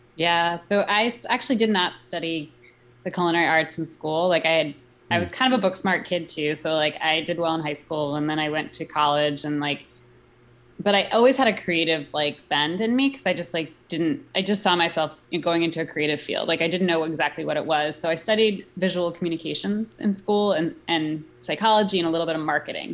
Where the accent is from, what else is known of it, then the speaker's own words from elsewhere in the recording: New York City, New York, United States; I grew up in New York City